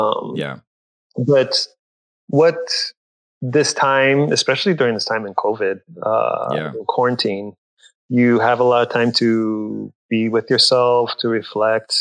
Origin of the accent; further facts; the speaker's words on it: Corpus Christi, Texas, United States; growing up in South Texas, I would often be misidentified